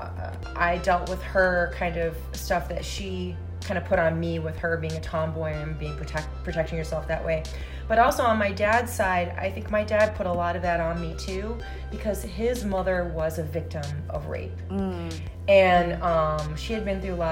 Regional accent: Ypsilanti, Michigan, United States; I grew up outside of Detroit in the Ypsilanti Ann Arbor area

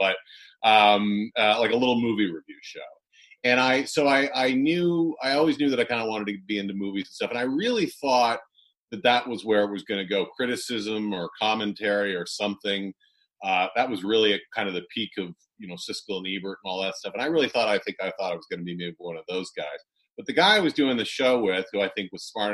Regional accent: Toronto, Ontario, Canada; moved away as an adult; now in United States; I spent most of my life in Scarborough, which is a suburb of Toronto. And I grew up there

